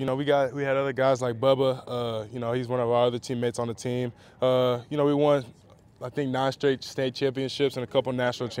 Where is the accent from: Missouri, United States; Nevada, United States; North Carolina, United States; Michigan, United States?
Nevada, United States; Las Vegas; No, we're both from Vegas. We're literally like 10, 15 minutes away from each other.